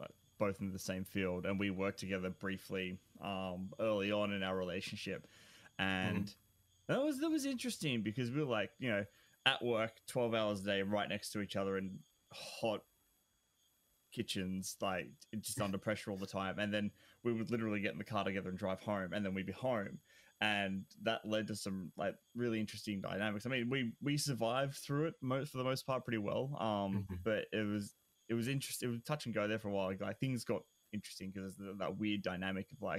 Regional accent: Australia; I'm Australian.

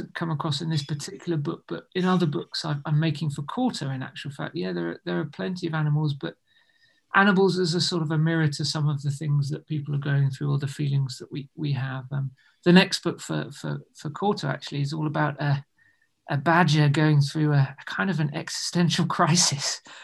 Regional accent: United Kingdom; being British

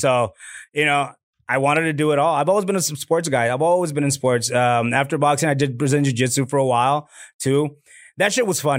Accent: Laredo, Texas, United States; moved away as an adult; now in Austin, United States; my hometown, Laredo

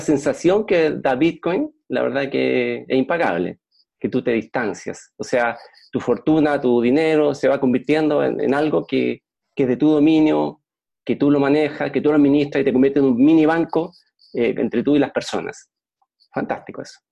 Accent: Chile; Yo soy chileno y vivo en Puerto Montt

